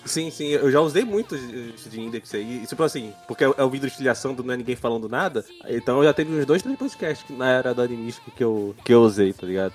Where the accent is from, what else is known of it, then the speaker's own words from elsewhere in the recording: Brazil; eu sou brasileiro